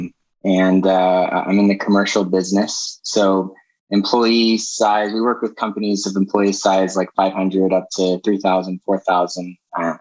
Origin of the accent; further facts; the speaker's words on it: Ione, California, United States; moved away as an adult; now in Utah, United States; come from a small town just outside of Sacramento. Ione, California, in Amador County